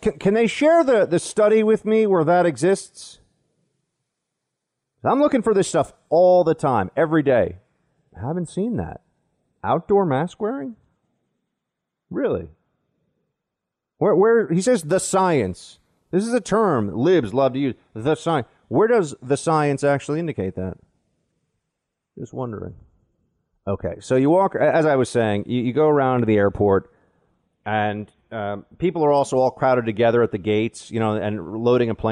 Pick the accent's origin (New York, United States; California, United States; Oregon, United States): New York, United States; New York City; We grew up together here in New York